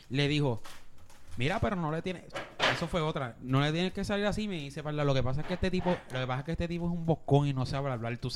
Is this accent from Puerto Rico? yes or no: yes; Bayamón, Puerto Rico; que soy Bayamón porque viene en Bayamón pero nada que ver hermano y porque nací en Bayamón.